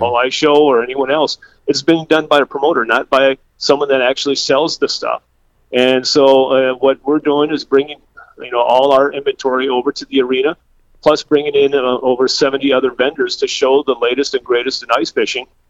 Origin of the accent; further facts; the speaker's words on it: Adrian, Minnesota, United States; moved away as an adult; now in Sioux Falls, United States; I grew up in southwest Minnesota, a town, a small town called Adrian